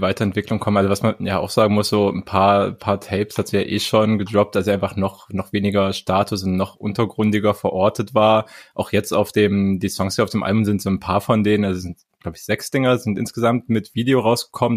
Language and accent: German; Halle, Saxony-Anhalt, Germany; moved away; Halle Saale represent mein, mein Geburtsstadt ja sogar. Ich bin ja da mm. geboren